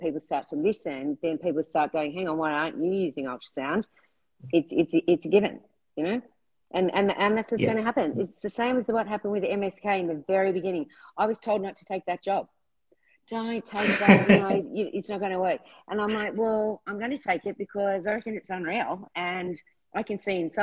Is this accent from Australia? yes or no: yes; Australia; being an Australian